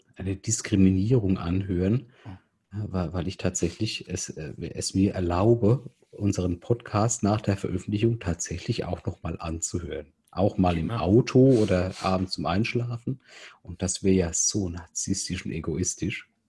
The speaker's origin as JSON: {"language": "German", "country": "Germany", "said": "bei uns ist ja halt so in Deutschland"}